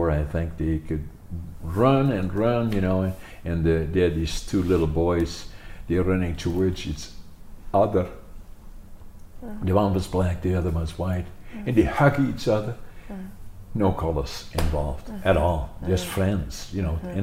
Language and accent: English; Netherlands; now in Canada; growing up in Holland when I was a kid